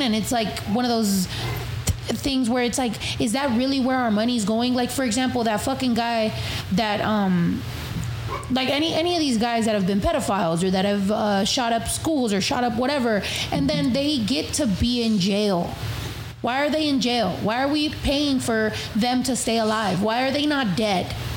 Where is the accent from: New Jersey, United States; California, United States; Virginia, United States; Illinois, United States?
California, United States; first language Spanish; English is a second language; I'm from California